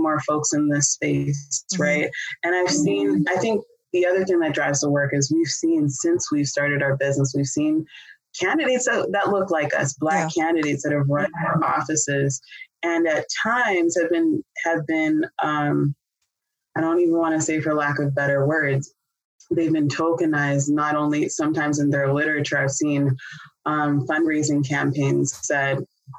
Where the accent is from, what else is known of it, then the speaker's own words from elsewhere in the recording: Canada; now in United States; I'm originally from Canada